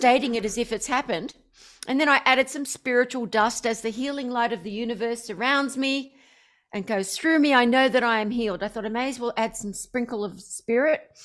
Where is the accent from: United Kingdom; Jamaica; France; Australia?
Australia; I'm obviously Australian.